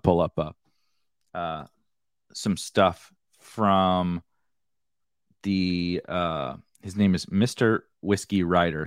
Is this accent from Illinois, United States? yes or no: yes; Mascoutah, Illinois, United States; from a town called Muscuda, Muscuda, Illinois